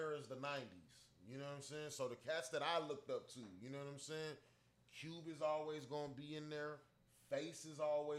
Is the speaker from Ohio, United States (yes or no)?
no; California, United States; now in Corpus Christi, United States; growing up in California